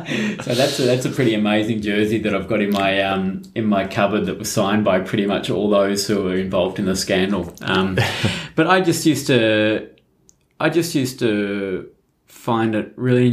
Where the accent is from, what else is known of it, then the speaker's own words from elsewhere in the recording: Tasmania, Australia; also born or lived in Melbourne; you're always Tasmanian. I think we're all quite proud of it.